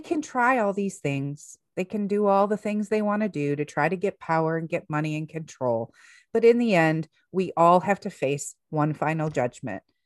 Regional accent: United States; here we are as American citizens

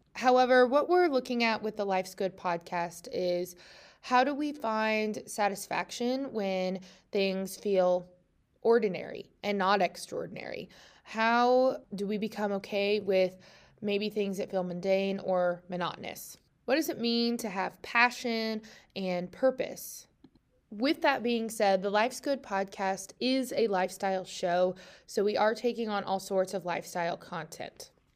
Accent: Tulsa, Oklahoma, United States; moved away as an adult; now in Western Oklahoma, United States; I'm originally from Tulsa, Oklahoma

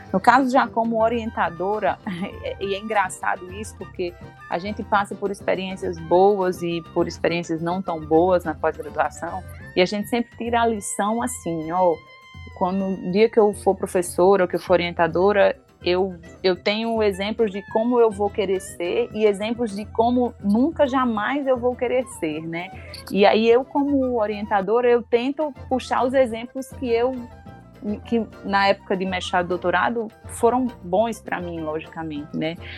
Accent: Rio Grande do Norte, Brazil; also born or lived in Minas Gerais; Passei no concurso e vim, pra, voltei para minha terra

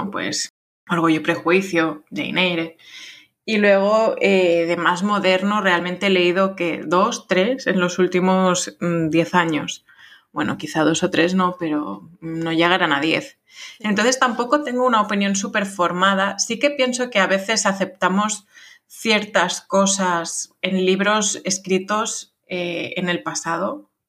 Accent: France; Spanish is a second language; aunque a mí me guste más, pues soy francesa, pero bueno.

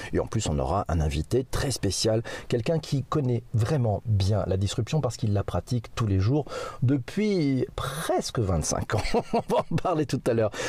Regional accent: France; chez nous, en France

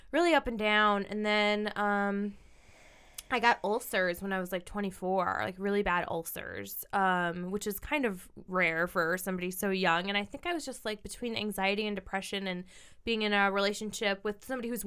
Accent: Midwest, United States; I mean, this as a Midwesterner, probably.

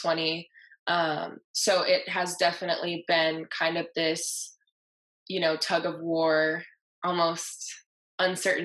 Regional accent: Southern California, United States; I'm from Southern California

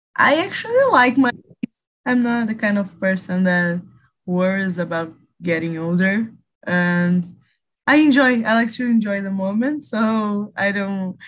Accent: Rio de Janeiro, Brazil; English is a second language; I'm 23 years old and I'm from Rio de Janeiro

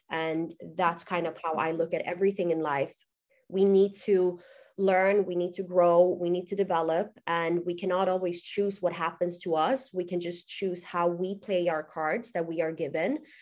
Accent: Gothenburg, Västra Götaland, Sweden; moved away as an adult; also born or lived in Dubai; I'm born and raised in Gothenburg, Sweden

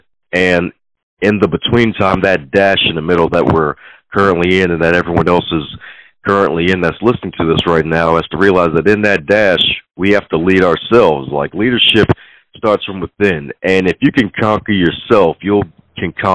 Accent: Baltimore, Maryland, United States; Even though I put the T in Baltimore, I am from Baltimore

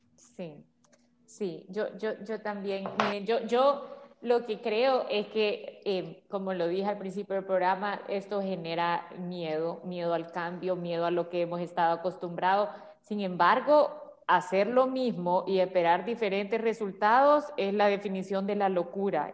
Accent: El Salvador; nosotros como salvadoreños

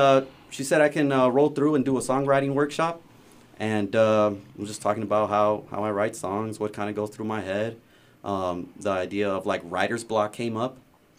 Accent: Los Angeles, California, United States; also born or lived in Long Beach, California; now in Arkansas, United States; Los Angeles, California. I was born in Long Beach, running around Southgate, Huntington Park, Glenwood.

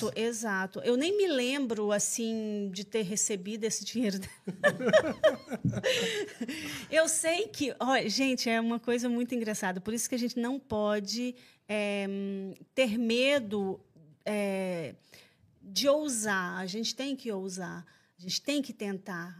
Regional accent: Anápolis, Goiás, Brazil; moved away as an adult; also born or lived in France; now in Portugal; eu sou goiana, de Anápolis

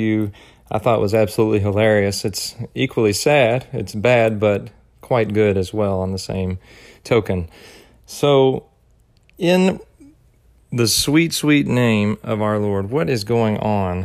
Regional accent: United States; being an American

